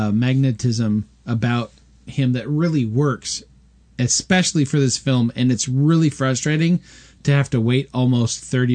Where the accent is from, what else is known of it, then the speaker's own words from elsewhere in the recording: Southern California, United States; Growing up in Southern California